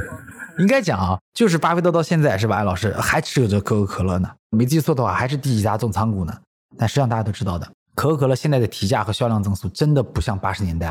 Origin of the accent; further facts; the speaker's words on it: China; 今时今日，我们中国人觉得说逢年过节送个茅台挺好的